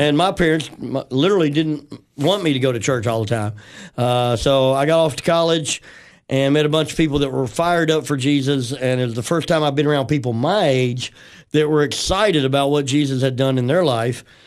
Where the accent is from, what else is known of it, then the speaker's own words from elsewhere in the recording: Memphis, Tennessee, United States; I grew up in Tennessee, West Tennessee.